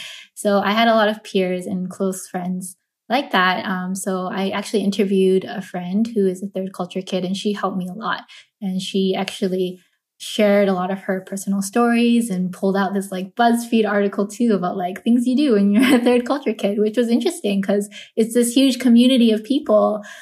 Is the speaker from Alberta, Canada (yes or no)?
no; Vancouver, British Columbia, Canada; I'm not a third culture kid myself. I was born and raised in Vancouver